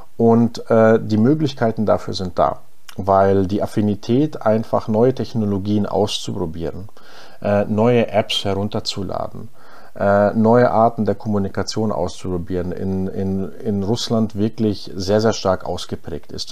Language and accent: German; Ingolstadt, Bavaria, Germany; first language German; also born or lived in Unna, North Rhine-Westphalia; ich komme ursprünglich aus, äh, aus Ingolstadt. Äh, das heißt, im, im tiefsten Oberbayern bin ich da aufgewachsen